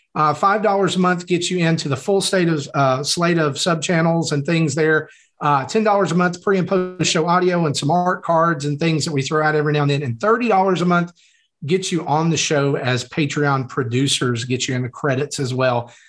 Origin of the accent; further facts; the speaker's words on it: the South, United States; I'm from the South. We don't talk good down here